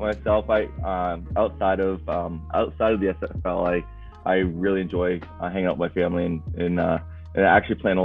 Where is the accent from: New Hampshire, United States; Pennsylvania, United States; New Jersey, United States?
New Hampshire, United States; Rochester; I'm from Rochester, New Hampshire